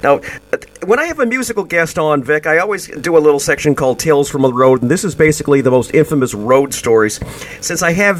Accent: outside of Chicago, Illinois, United States; I was raised a Catholic outside of Chicago

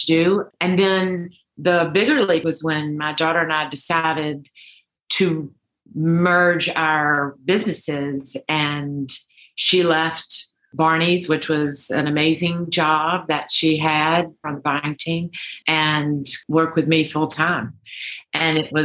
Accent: Deep South, United States; I grew up in the Deep South

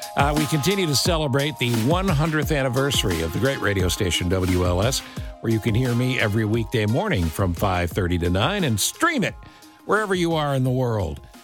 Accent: upstate New York, United States; moved away; I was a kid in upstate New York

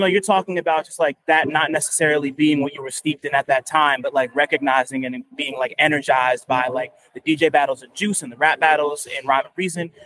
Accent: New Jersey, United States; I'm from Jersey

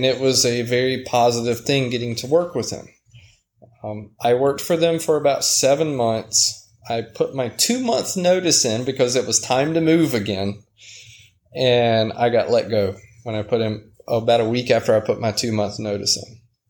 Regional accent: Savannah, Georgia, United States; moved away as an adult; also born or lived in Colorado; my hometown of Savannah

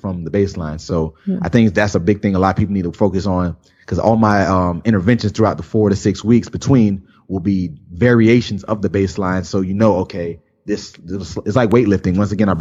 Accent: South Florida, United States; I've lived in South Florida my whole life

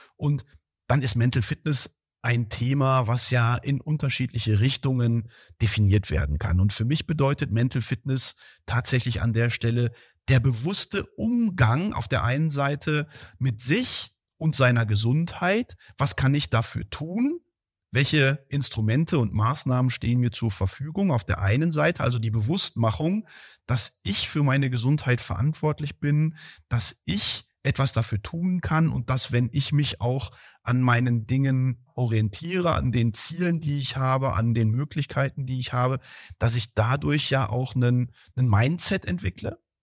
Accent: Heeren, Germany; moved away; in meinem Heimatdorf, wo fünfhundert Seelen in Heeren, jetzt wisst ihr, wo ich herkomme

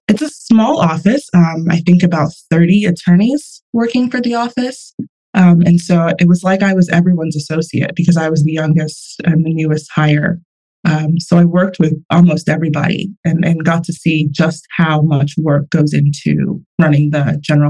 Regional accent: Houston, Texas, United States; now in New York, United States; From Houston in the New York office.

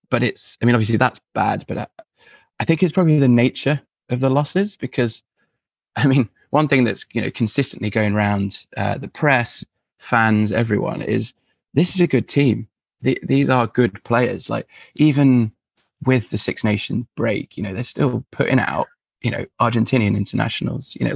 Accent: Edinburgh, Scotland, United Kingdom; born there; it's an obvious choice uh, given I was born in Edinburgh and I've still got family there.

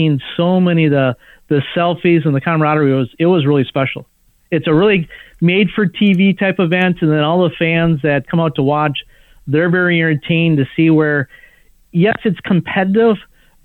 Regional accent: Minnesota, United States; also born or lived in Dallas / Costa Rica; now in Orlando, United States; I grew up in Minnesota

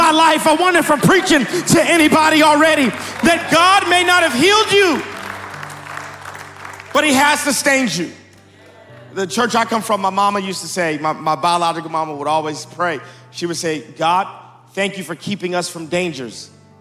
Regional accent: Dallas, Texas, United States; I am from Dallas, Texas.

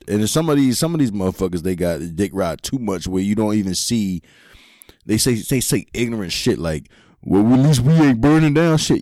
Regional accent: Philadelphia, Pennsylvania, United States; we grew up in Philly

